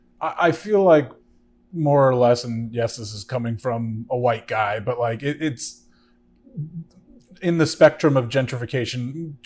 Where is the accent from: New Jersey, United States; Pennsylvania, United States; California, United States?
New Jersey, United States; Bergen County; also born or lived in Hoboken; now in Jersey City, United States; Now, having grown up in Jersey City, see, I've only lived here for a little over 2 years, lived in Hoboken right before then, but I grew up in Bergen County